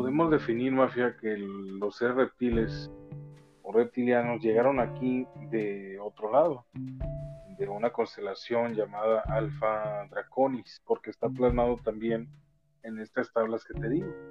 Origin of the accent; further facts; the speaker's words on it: Mexico; como buen mexicano, mafia, como parte de México, nosotros, descendientes de esta tierra